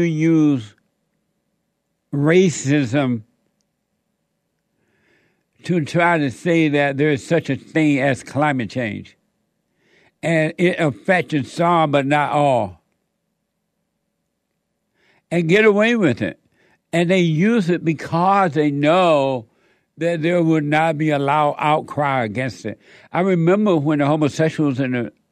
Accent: United States; when I was growing up in America

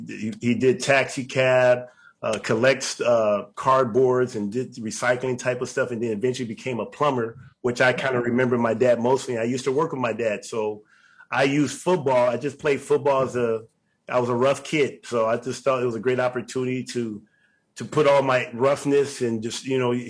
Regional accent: Los Angeles, California, United States; So I was born on Los Angeles ground

